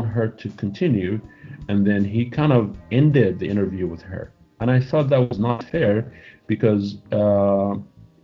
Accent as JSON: {"language": "English", "town": "Cairo", "region": "Cairo Governorate", "country": "Egypt", "tie": "born or raised there", "also_born_or_lived": "Saudi Arabia / Springfield, Missouri", "moved": "as an adult", "lives_now": "United States", "said": "I was born and raised in Cairo."}